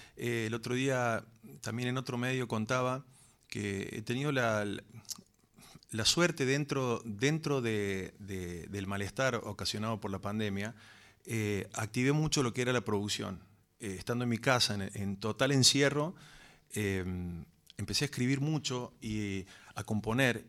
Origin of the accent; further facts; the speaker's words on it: Córdoba, Argentina; ahí nacimos nosotros, somos tres hermanos. Y viví toda mi vida en Córdoba